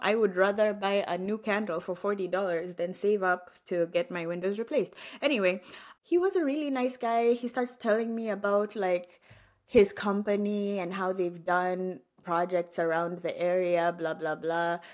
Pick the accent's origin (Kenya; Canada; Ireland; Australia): Kenya; now in Atlanta, United States; I grew up in Kenya